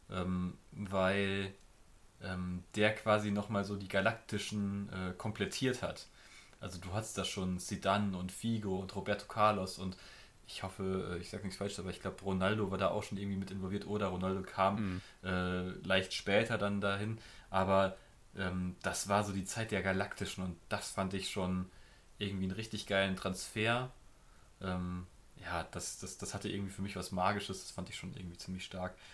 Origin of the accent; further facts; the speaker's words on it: Germany; Damit kann ich als Deutscher, glaube ich